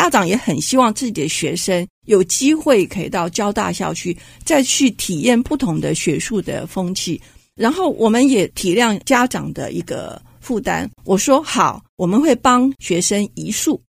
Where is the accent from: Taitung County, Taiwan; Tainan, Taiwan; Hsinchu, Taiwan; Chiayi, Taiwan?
Hsinchu, Taiwan; 因为我是在地人，我是新竹人。